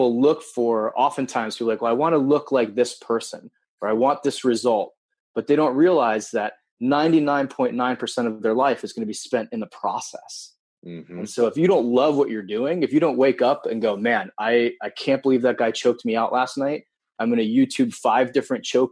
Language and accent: English; Wilton, Connecticut, United States; also born or lived in Japan; I grew up in Wilton, Connecticut until the age of 10, and then moved to Japan from 10 to 15, moved back to Connecticut and finished high school